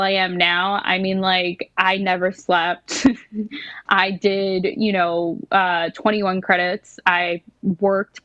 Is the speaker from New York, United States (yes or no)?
yes; New York City, New York, United States; growing up in New York City